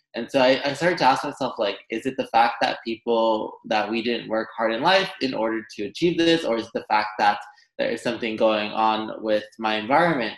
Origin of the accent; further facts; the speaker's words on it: Los Angeles, California, United States; I grew up in Los Angeles, California, and my parents had immigrated